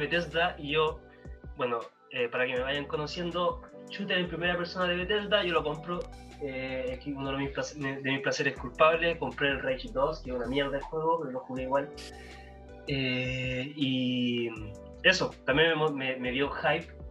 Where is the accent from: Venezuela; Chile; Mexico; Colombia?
Chile; porque somos chilenos